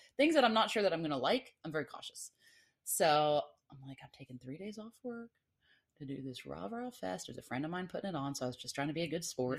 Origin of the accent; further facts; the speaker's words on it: Atlanta, Georgia, United States; now in Florida, United States; I lived, I grew up in Atlanta, but I'm from Florida originally